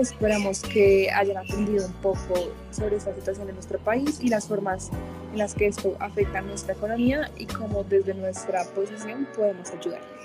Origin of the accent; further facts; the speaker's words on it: Colombia; nosotros como colombianos, como parte de esta sociedad